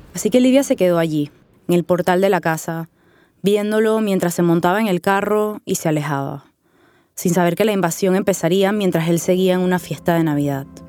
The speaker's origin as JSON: {"language": "Spanish", "town": "Panama City", "region": "Panamá", "country": "Panama", "tie": "born or raised there"}